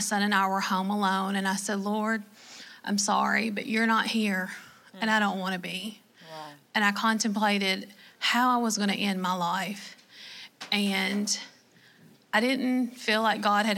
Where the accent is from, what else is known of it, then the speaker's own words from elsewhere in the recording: Kentucky, United States; accent: Southern; I am from Kentucky